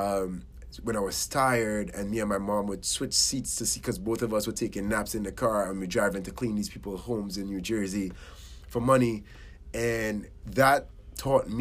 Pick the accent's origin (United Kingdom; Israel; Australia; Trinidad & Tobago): Trinidad & Tobago; now in United States; I was born in Trinidad and Tobago, Caribbean island. And I grew up in a middle to lower class household